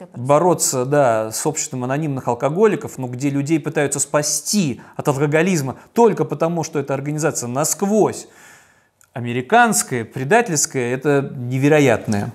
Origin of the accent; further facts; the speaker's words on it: Saint Petersburg, Russia; как петербуржец